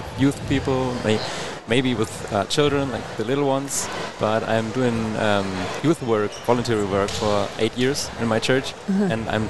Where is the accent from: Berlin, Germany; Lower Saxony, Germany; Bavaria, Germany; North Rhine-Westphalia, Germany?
Lower Saxony, Germany; near Hanover; English is a second language; I'm from the northern part, so like close to Hanover.